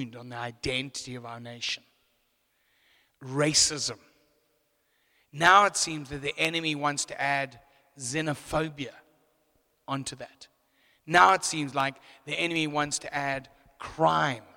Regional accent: Zimbabwe; moved away as an adult; now in South Africa; I'm actually an import. I come from Zimbabwe. I was born in Zim

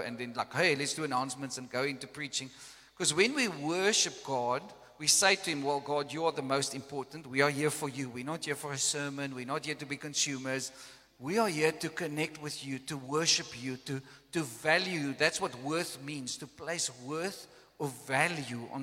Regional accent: South Africa; first language Afrikaans; English is a second language; I came from Afrikaans background

